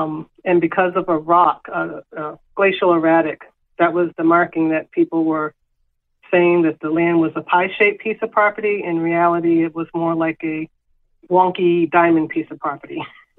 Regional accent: Connecticut, United States; Growing up in Connecticut, my family, my grandfather's side of the family, which is the Venture Smith side, they loved to fish.

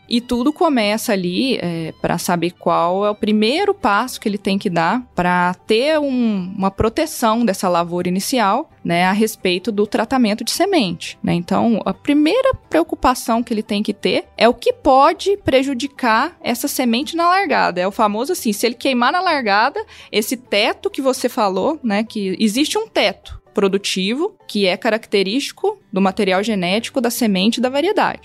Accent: Lavras, Minas Gerais, Brazil; eu sou mineira, natural de Lavras

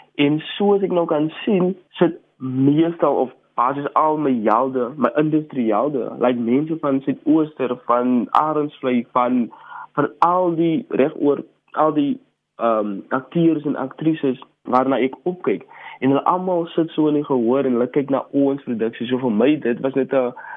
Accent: Paarl, Western Cape, South Africa; ek is akteur, gebore en grootgeword in Parel

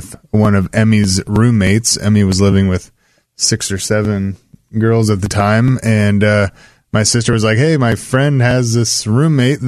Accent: Salem, Oregon, United States; I grew up in West Salem

